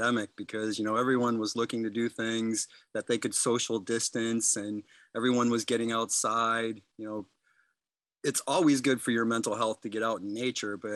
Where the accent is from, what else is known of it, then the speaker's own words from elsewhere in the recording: Midland, Michigan, United States; I'm a hometown boy. I was born here in Midland. My father was in business on Main Street when I was a young lad, so I kind of grew up downtown